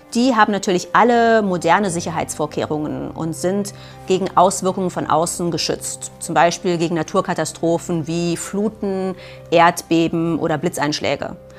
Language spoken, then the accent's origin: German; Germany; Bei uns in Deutschland